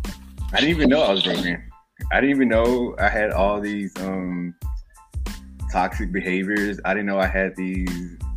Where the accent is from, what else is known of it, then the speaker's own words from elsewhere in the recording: Southeast Texas, United States; accent: southern; moved away as an adult; also born or lived in Dallas, Texas; now in New York, United States; I'm originally born in Dallas, Texas. Grew up in Southeast Texas. And lived in Texas my whole life